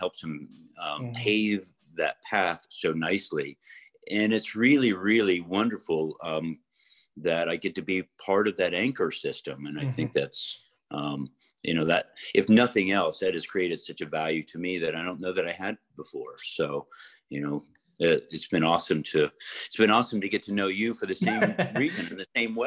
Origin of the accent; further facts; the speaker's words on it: Florida, United States; I grew up in Florida